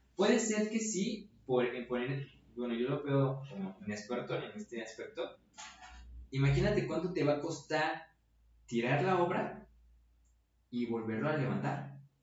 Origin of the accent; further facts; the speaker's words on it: Mexico; soy mexicano y qué suerte nacer en México